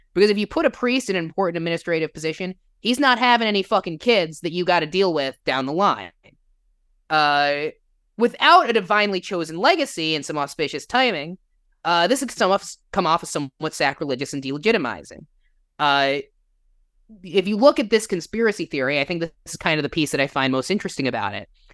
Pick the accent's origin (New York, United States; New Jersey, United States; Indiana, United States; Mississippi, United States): New Jersey, United States; now in Illinois, United States; I grew up in New Jersey, if you can't tell from the accent. I live in Illinois